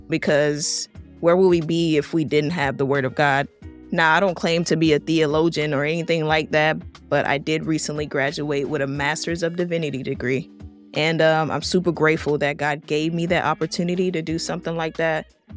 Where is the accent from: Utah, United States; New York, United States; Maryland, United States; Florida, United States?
Florida, United States; Miami; I was born and raised here in Miami, Florida